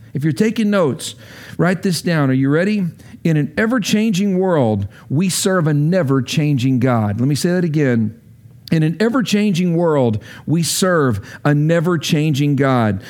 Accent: Lubbock, Texas, United States; moved away as an adult; now in Washington, D.C., United States; I grew up in Lubbock.

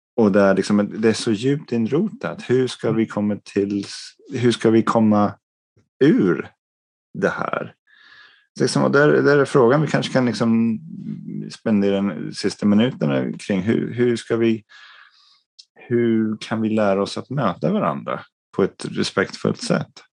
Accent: England, United Kingdom; moved away; jag växte upp som, liksom, i England, liksom, medelklassfamiljen

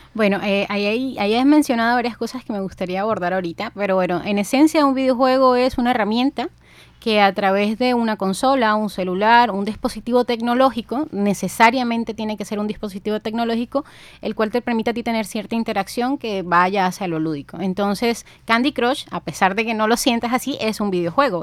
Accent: Ciénaga, Magdalena, Colombia; also born or lived in Bogotá; yo nací en la ciudad de Bogotá, de ahí la pinta de cachaca, pero yo soy cienaguera. Desde los siete años me crié en Ciénaga Magdalena

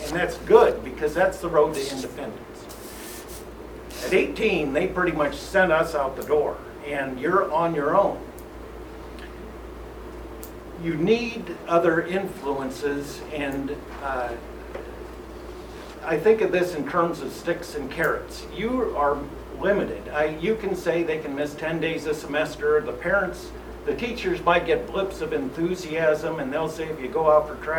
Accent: Lakeview, Iowa, United States; moved away as an adult; also born or lived in Des Moines, Iowa; I'm from Lakeview. I was in the class of 1982 here.

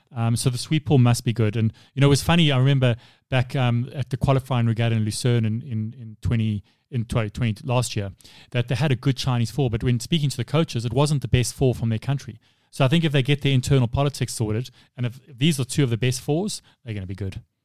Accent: South Africa; being a South African

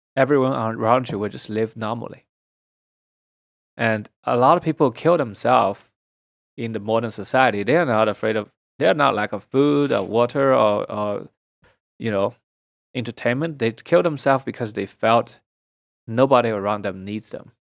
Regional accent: Shanghai, China; moved away as an adult; now in United States; Shanghai was mostly just cities. There's not much nature, and uh, as a city boy

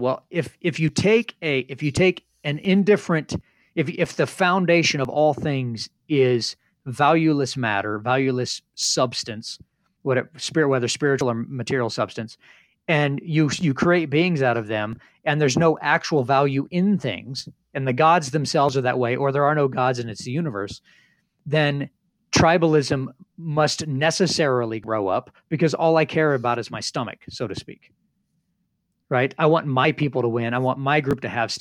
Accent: Northern Indiana, United States; I grew up in Northern Indiana.

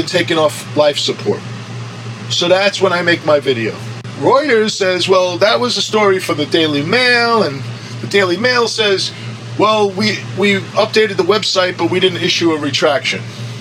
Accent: United States; I'm American.

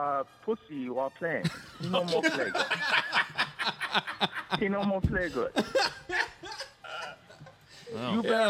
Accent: Georgia, United States; I grew up in Georgia.

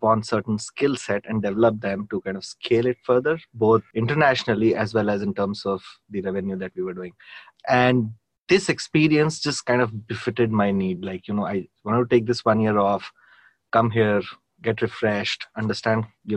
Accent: India; moved away as an adult; I grew up in India. I worked always in India. I never stayed outside India.

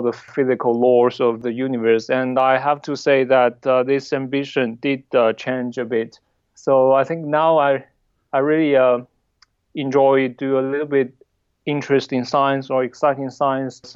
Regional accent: Southwest China, China; moved away; And so I was born in Southwest China. I grew up mainly in the city

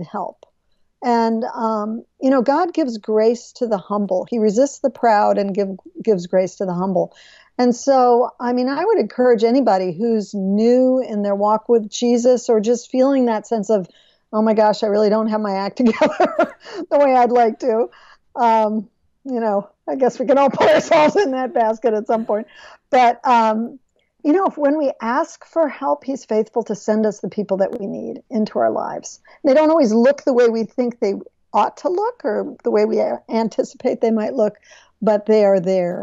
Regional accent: Madison, Wisconsin, United States; moved away; also born or lived in Arlington; I grew up in Madison, Wisconsin

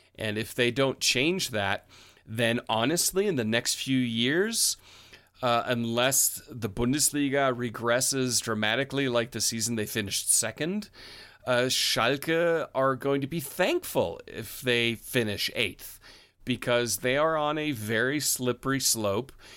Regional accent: United States; I'm an American

